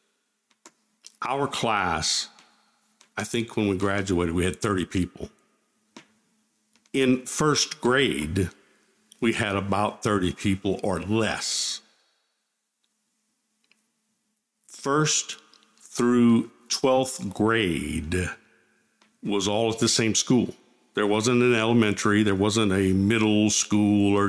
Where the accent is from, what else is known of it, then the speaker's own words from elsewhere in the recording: Holden, Louisiana, United States; I'm from Holden. I'm from the same small town as Barbara Blount